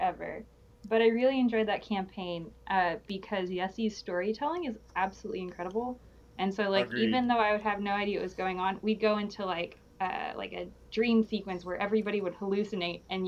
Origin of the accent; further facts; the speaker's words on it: Arkansas, United States; moved away as an adult; now in San Antonio, United States; I'm from Arkansas, but I moved to San Antonio this year to do AmeriCorps stuff.